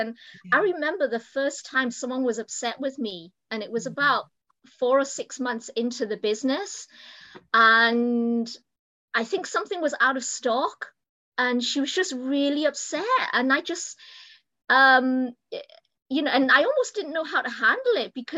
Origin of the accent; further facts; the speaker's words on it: United Kingdom; moved away as an adult; now in United States; as you can probably tell from my accent, I'm not American. I'm actually from the UK.